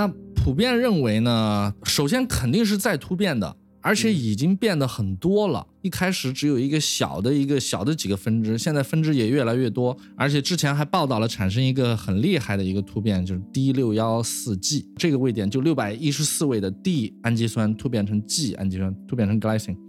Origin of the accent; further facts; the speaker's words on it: China; 当然，乙肝呢，我是中国人嘛，我是在 Michelle 实验室又跟 Charlie Rice 合作，然后我又回到中国，所以肯定要做乙肝呀。